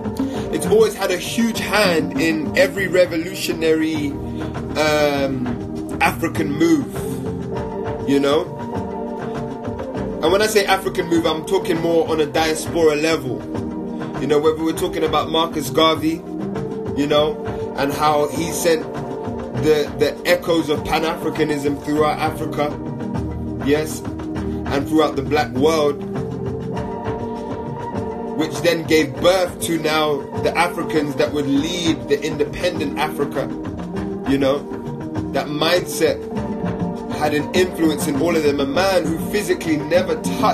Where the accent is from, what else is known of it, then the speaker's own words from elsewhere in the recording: London, United Kingdom; you know, my family's Jamaican, also Vincentian. You know, me, I'm born and raised in London, you know, never lived anywhere else.